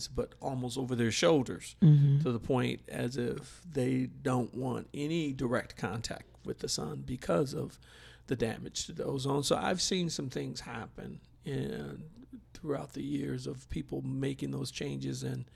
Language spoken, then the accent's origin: English; Milwaukee, Wisconsin, United States; I'm originally from Milwaukee, Wisconsin, and we would have severe winters